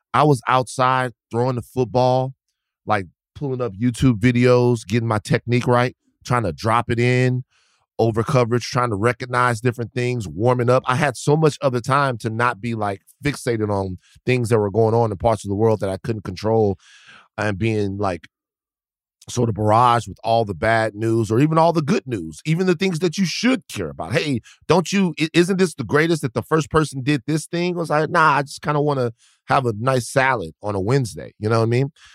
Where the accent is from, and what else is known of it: Baton Rouge, Louisiana, United States; born or raised there; moved away